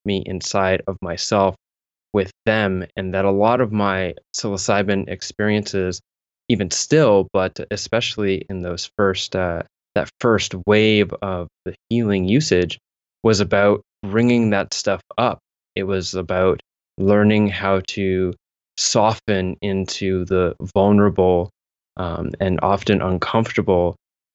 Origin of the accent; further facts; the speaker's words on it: southwestern Ontario, Canada; also born or lived in London, Ontario / Mississauga / Kitchener; I grew up sort of jumping around towns as my father was a construction worker, following the work here in southwestern Ontario, which is where I'm living now